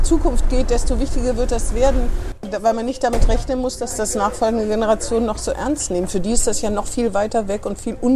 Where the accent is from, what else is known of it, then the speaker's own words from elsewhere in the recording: Eschwege, Hesse, Germany; moved away; ich komme ja aus Eschwege